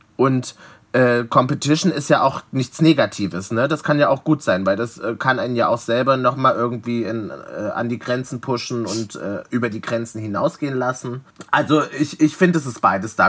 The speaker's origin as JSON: {"language": "German", "town": "Leipzig", "region": "Saxony", "country": "Germany", "moved": "as an adult", "lives_now": "Berlin, Germany", "said": "ich komme aus Leipzig"}